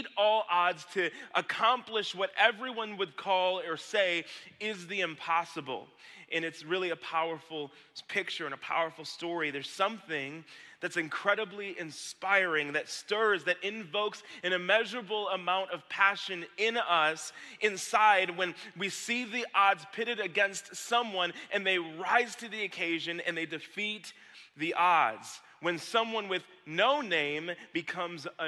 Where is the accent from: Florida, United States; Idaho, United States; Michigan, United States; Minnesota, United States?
Michigan, United States; Lake Orion; back here in Lake Orion with my Kensington Church family. This is my hometown